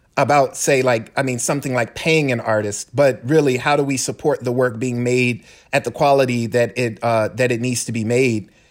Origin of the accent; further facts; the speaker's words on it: Decatur, United States; now in Charlottesville, United States; my hometown of Decatur